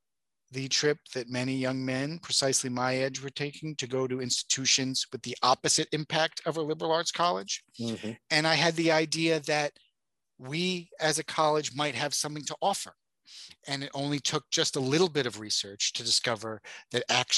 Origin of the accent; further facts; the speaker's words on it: New York City, New York, United States; I was growing up in New York City in the 1980s, mostly the 1990s